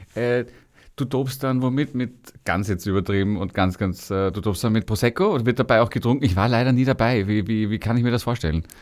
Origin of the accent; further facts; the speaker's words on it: Vienna, Austria; also born or lived in Berlin; als Jugendlicher in Wien